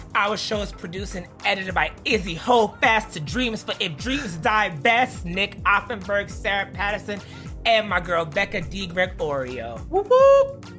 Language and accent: English; Jamaica; Being Jamaican is cool as shit